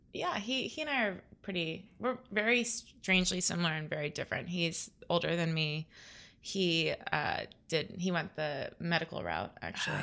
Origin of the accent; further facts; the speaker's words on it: Naples, Florida, United States; I grew up in Florida